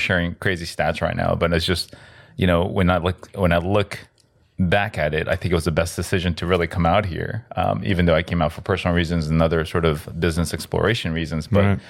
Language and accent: English; United States; Yes, I'm Korean. Yep, I'm Korean American. Actually, I was born in South America, so I'm Korean Latino.